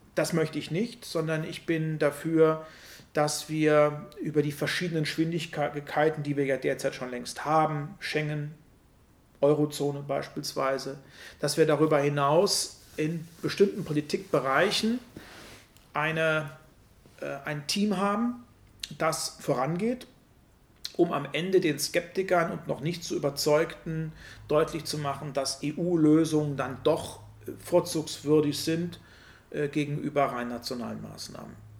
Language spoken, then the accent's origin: German; Germany; wir uns als Deutsche